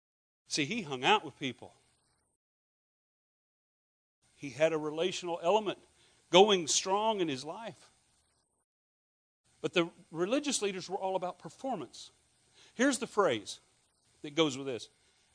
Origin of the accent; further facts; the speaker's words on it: Scotland, United Kingdom; I'm Scottish.